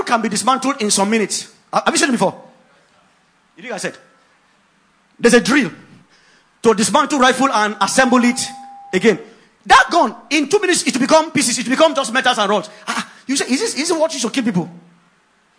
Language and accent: English; Ogoja, Cross River, Nigeria; I grew up in Ogoja